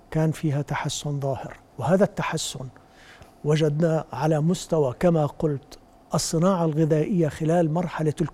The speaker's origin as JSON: {"language": "Arabic", "country": "Jordan"}